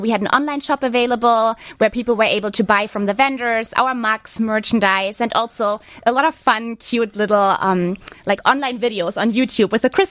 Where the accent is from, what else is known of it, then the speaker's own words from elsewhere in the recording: Northern Germany, Germany; accent: thick accent; English is a second language; now in Chicago, United States; So I'm from the north of Germany.